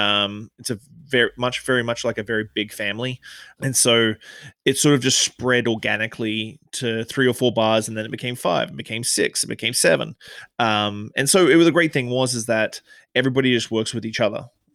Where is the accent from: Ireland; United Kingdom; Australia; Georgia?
Australia; now in Victoria, Canada; So I came to Canada from Australia. Obviously, you can tell I haven't got a Canadian accent. I came to Canada in 2006.